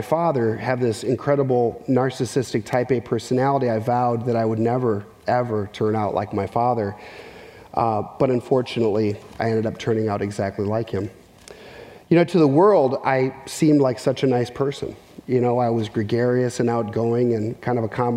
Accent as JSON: {"language": "English", "town": "Minneapolis", "region": "Minnesota", "country": "United States", "tie": "born or raised there", "also_born_or_lived": "central Arkansas", "moved": "yes", "said": "I grew up in Minneapolis, Minnesota"}